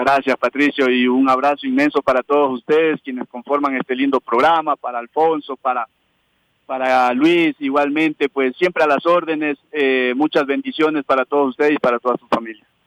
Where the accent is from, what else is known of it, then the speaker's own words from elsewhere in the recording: Ecuador; entrenador ecuatoriano